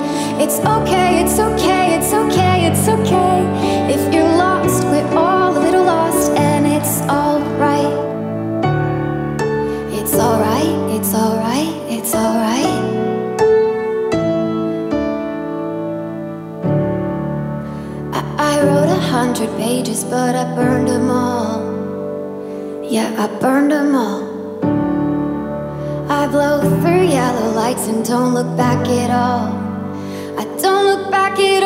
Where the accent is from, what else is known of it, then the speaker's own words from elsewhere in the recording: Zanesville, Ohio, United States; I'm from Zanesville, Ohio